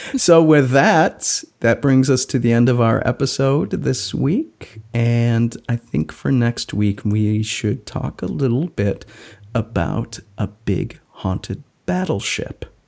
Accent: Wisconsin, United States; my home state of Wisconsin

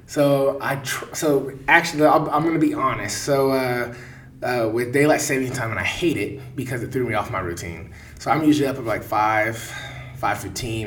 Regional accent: Kansas City, Missouri, United States; born and raised in Kansas City.

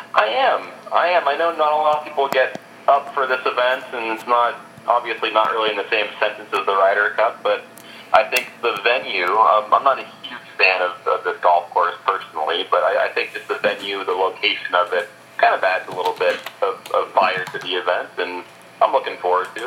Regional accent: South Florida, United States; also born or lived in Canada; I'm a South Floridian, and that was my hometown tournament growing up

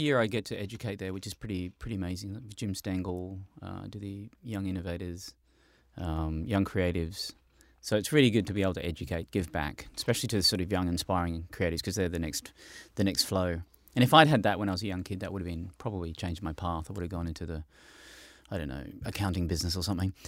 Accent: Australia; I'm an Australian

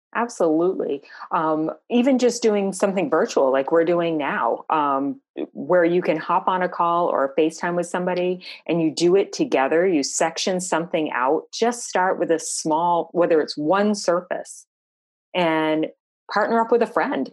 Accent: Vermont, United States; also born or lived in Florida; now in Tampa, United States; I'm originally from Vermont, um, long way to end up in Florida, but we got here um, around the world a little bit.

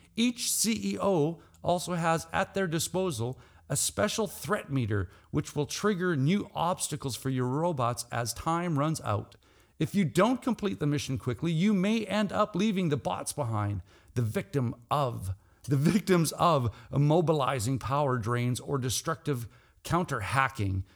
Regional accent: Saskatchewan, Canada; I'm from Saskatchewan, Canada.

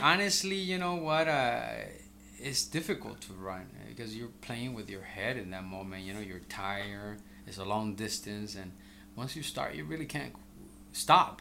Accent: El Salvador; now in Bakersfield, United States; I'm originally from El Salvador. I migrated here, you know, around uh, 1989

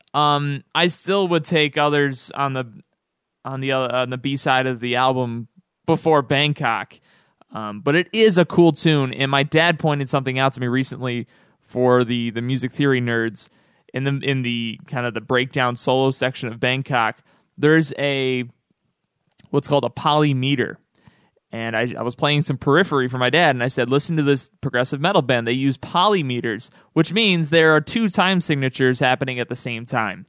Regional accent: Albany, New York, United States; my hometown of Albany, New

